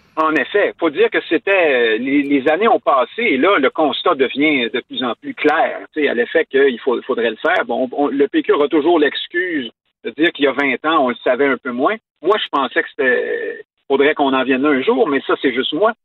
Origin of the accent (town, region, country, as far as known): Quebec, Canada